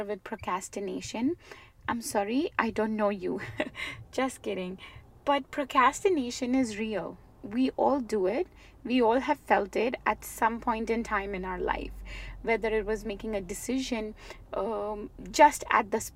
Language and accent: English; India; born and raised in India